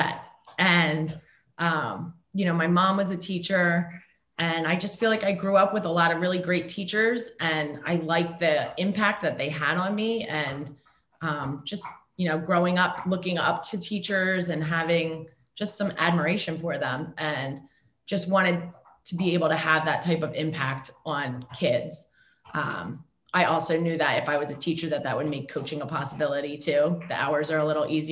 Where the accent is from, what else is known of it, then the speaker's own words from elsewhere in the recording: Mantua, New Jersey, United States; I grew up in Mantua. I went to Clearview